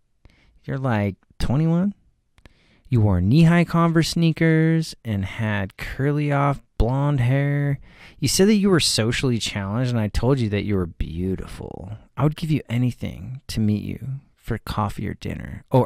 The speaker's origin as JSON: {"language": "English", "town": "Vancouver", "region": "British Columbia", "country": "Canada", "said": "We are both from Vancouver."}